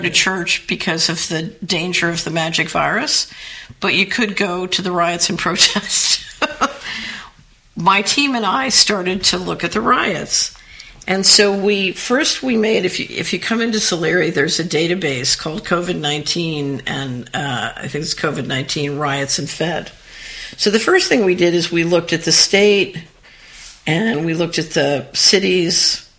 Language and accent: English; Philadelphia, Pennsylvania, United States; because I grew up in Philadelphia, and my first boyfriend's father was a ward leader